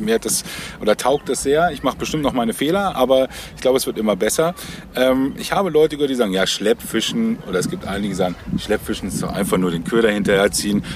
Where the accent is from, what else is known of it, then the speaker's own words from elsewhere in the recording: the North, Northern Germany, Germany; bei uns, also wo ich herkomme im Norden